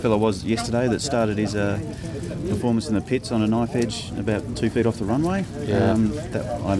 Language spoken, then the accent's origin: English; Melbourne, Victoria, Australia; moved away as an adult; now in Illinois, United States; I'm from Melbourne, Australia.